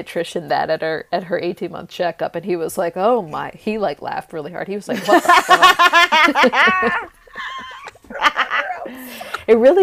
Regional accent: East Coast, United States; now in Los Angeles, United States; I'm from the East Coast too

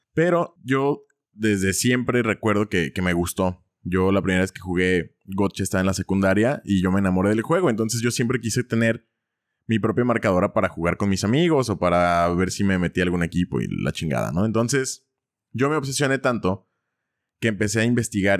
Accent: Ciudad Guzmán, Jalisco, Mexico; ahí en Ciudad Guzmán, de donde soy yo

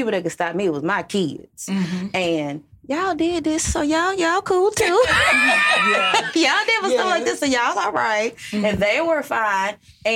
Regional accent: Shreveport, Louisiana, United States; I'm from Shreveport

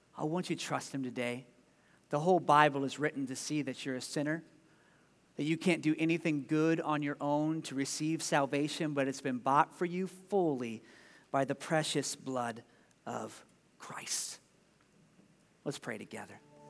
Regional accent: Ohio, United States; now in Des Moines, United States; I was growing up in Ohio

